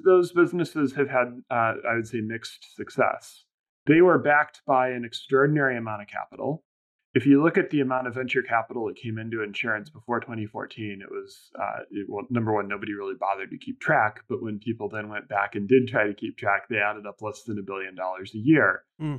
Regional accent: Indiana, United States; also born or lived in Bermuda; now in New York, United States; I grew up in Indiana

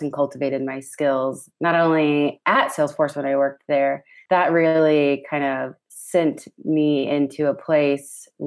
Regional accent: Indianapolis, Indiana, United States; moved away as an adult; now in Ventura, United States; I come from Indianapolis, Indiana

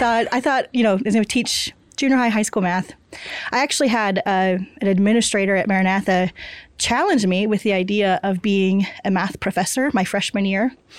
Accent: Kansas, United States; I grew up in Kansas

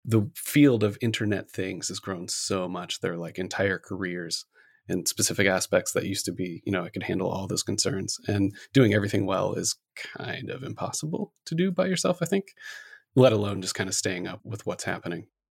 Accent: Gahanna, Ohio, United States; moved away as an adult; also born or lived in upstate New York; now in Seattle, United States; I grew up in Gahanna

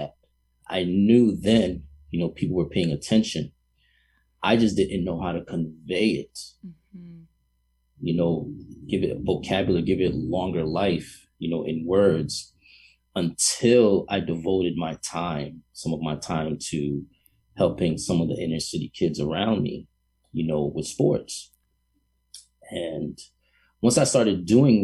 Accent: New York City, New York, United States; moved away; also born or lived in Boston; being from New York City, a hardcore New Yorker, even having lived in Boston

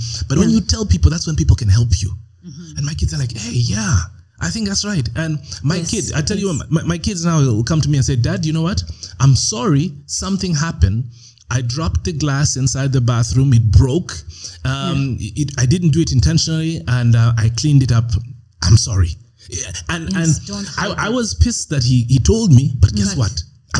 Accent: Canada; but I grew up in Canada, and in my class there were only two. Africans or dark skinned guys.

